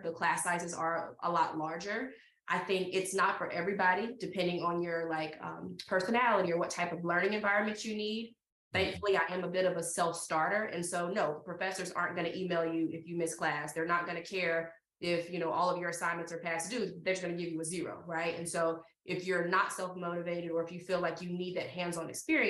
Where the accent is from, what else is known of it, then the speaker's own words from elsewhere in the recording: Tuscaloosa, Alabama, United States; I'm from Tuscaloosa.